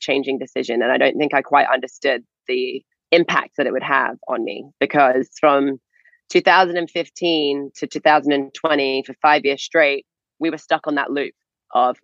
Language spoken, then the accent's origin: English; England, United Kingdom; moved away as an adult; also born or lived in Florida; we're not from Florida. I'm from England.